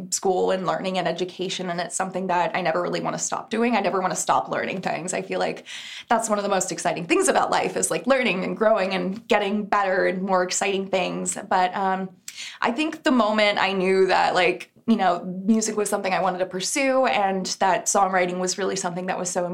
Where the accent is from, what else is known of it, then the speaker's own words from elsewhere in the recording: Texas, United States; moved away; I'm originally from Texas, but my whole family's out there